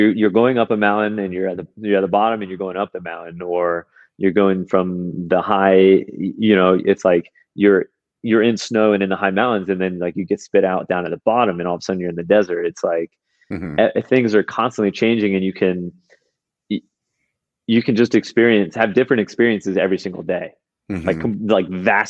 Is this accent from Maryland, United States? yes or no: no; Florida, United States; I grew up in Florida